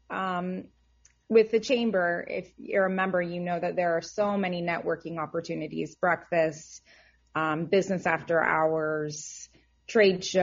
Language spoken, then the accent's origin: English; Atlanta, Georgia, United States; I came from Atlanta, so this is a completely different transition and I love it.